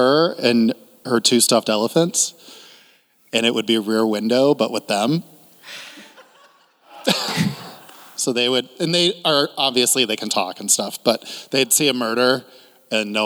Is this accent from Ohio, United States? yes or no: yes; Cleveland, Ohio, United States; born or raised there